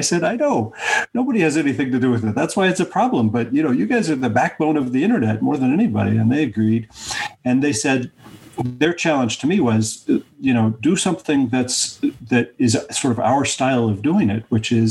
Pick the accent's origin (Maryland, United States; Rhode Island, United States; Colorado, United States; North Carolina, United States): Colorado, United States; Denver; in my hometown, Denver